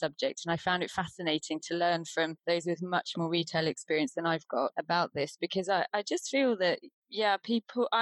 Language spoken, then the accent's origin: English; Deal, South East England, United Kingdom; moved away as an adult; now in Wales, United Kingdom; I grew up in Deal in Kent